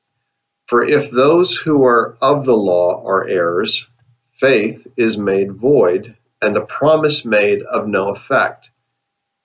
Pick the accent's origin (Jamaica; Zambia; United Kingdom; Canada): Canada; now in United States; I live in the USA, but I'm a Canadian citizen. But my ancestors are from Scotland